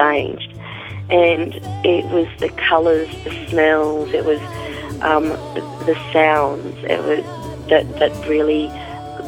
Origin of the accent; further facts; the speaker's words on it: Cairns, Queensland, Australia; also born or lived in Brisbane / Bamaga / Cape York / Torres Strait; I was born in Cairns, but I went to school there